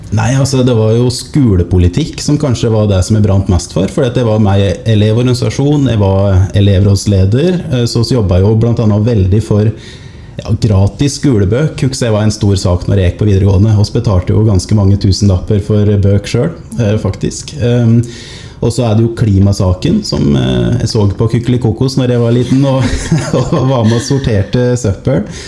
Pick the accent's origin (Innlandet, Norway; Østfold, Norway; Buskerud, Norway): Innlandet, Norway; Otta; now in Lillehammer, Norway; jeg er fra Otta. Bor nå på Lillehammer